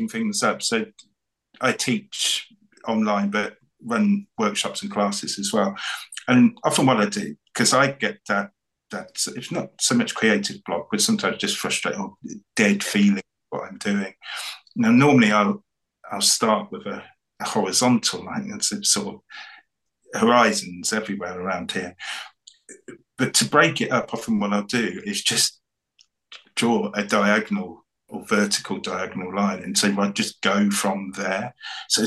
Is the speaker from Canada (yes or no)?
no; the Fens, East of England, United Kingdom; also born or lived in North Norfolk coast; I grew up in the Fens, so the skies are massive. I now live on near the North Norfolk coast